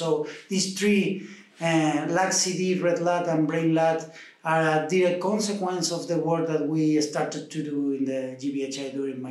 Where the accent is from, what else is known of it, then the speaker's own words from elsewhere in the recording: Argentina; now in Dublin, Ireland; I am from Argentina